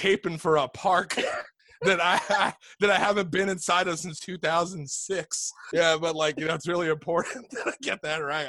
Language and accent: English; New York City, New York, United States; I'm from New York